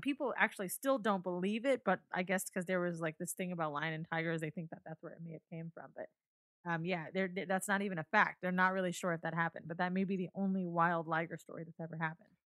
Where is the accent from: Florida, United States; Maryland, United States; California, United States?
Florida, United States; Orlando; I'm from Orlando, right? I grew up there